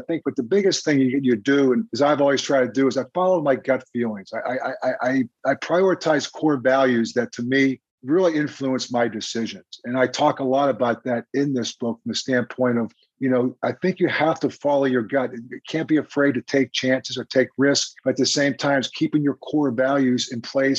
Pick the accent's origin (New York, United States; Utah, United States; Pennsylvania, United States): Pennsylvania, United States; Crafton; moved away as an adult; also born or lived in Kansas City; me growing up in Crafton.